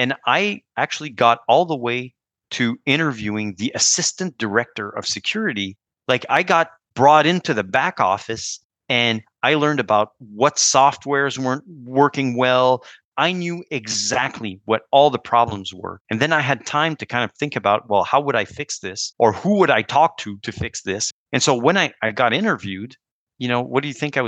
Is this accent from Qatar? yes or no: no; Canada; as a Canadian